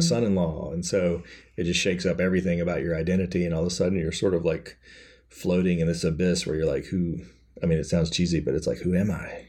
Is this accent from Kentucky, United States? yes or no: yes; Kentucky, United States; I grew up in Kentucky, so everybody's Baptist there